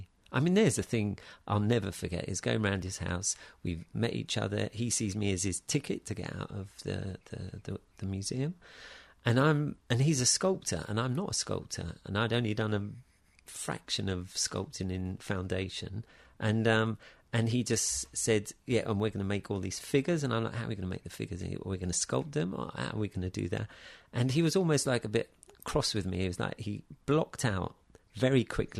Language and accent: English; Taplow, South East England, United Kingdom; In Taplow, near Maidenhead.